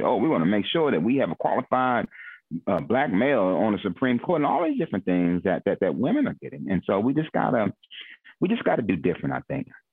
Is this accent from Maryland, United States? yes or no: yes; Glass Manor, Maryland, United States; I'm from Glass Manor, so when I say I'm prideful, you you know will always hear me refer back to Oxon Hill. we have a very strong alumni, very prideful, very prideful of, of growing up in Glass Manor